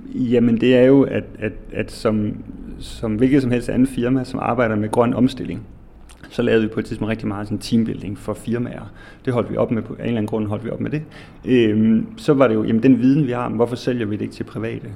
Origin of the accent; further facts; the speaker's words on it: Odense, Southern Denmark, Denmark; moved away; har altid dyrket tomater med min familie derhjemme i Odense, hvor jeg kommer fra